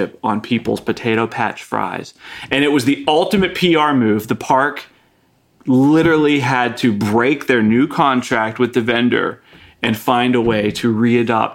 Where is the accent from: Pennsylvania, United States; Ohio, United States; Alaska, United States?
Pennsylvania, United States; Pittsburgh; now in Dallas, United States; I come from Pittsburgh